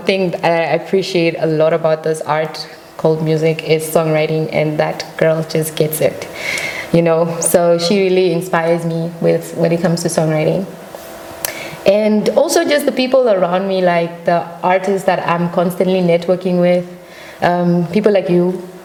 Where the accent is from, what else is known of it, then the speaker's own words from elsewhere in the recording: Namibia; moved away as an adult; I was born and raised in Namibia